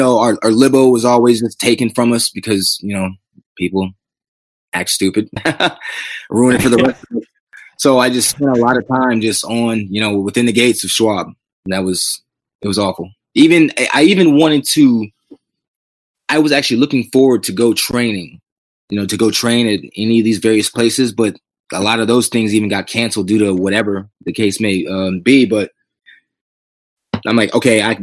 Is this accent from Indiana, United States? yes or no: no; Akron, Ohio, United States; also born or lived in Cleveland, Ohio; It was Cleveland, Ohio is where I was born. And then, I was raised near Akron